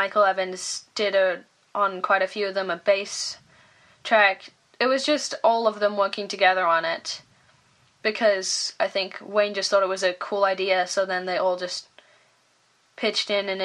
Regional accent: Leeds, Yorkshire and the Humber, United Kingdom; we grew up in Leeds

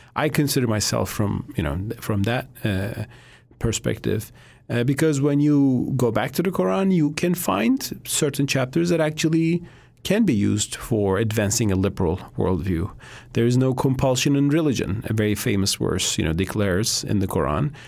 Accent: Turkey; now in United States; I'm from Turkey

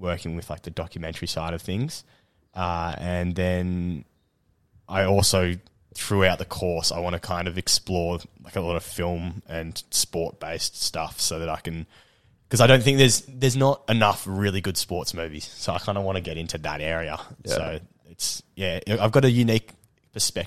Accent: Perth, Western Australia, Australia; moved away; also born or lived in Melbourne; I was born in Perth, so I've got a lot of friends and family over here

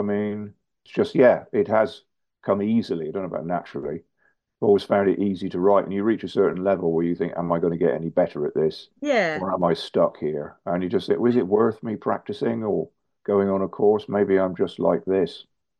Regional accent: South West England, United Kingdom; moved away as an adult; now in London, United Kingdom; So I moved from Devon, which was small in a way, to London, which was big.

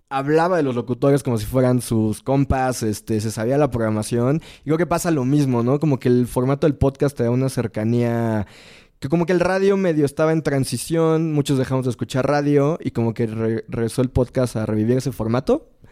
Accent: Mexico; somos muy mexicanos

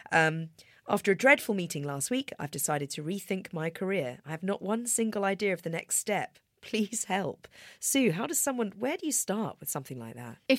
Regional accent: New Zealand; I'm now 47. I'm originally from New Zealand. I've worked in Sydney, London, San Francisco

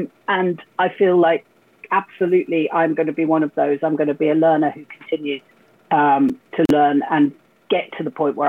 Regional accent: North Wales, United Kingdom; first language English; I come from North Wales.

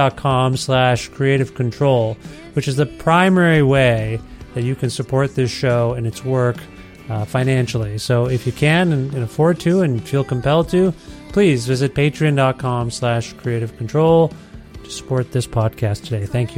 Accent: Ontario, Canada; now in Edmonton, Canada; I'm from Ontario originally, but I've been here like 3 years.

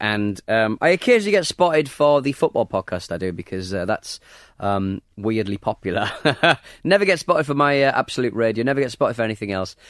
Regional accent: Hartlepool, North East England, United Kingdom; I'm not a Jordi, I'm actually from Hartlepool. I'm actually a monkey hanger

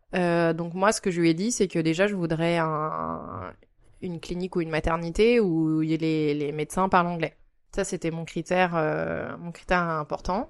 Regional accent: France; moved away as an adult; now in Japan; je suis française et j'habite au Japon depuis quatre ans

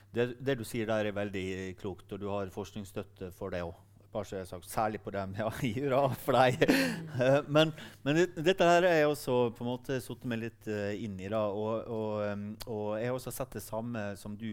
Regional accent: Sunnmøre, Møre og Romsdal, Norway; så jeg er jo sunnmøring

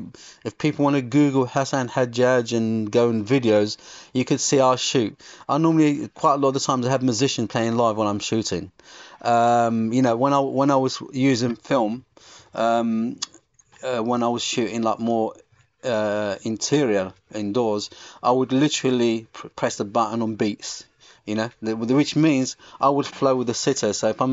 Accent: England, United Kingdom; I think all my influences between the two lands, between Morocco and growing up in England.

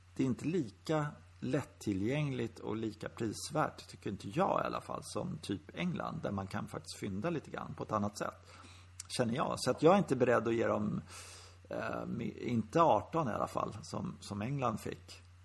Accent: Sweden; vi som svenskar

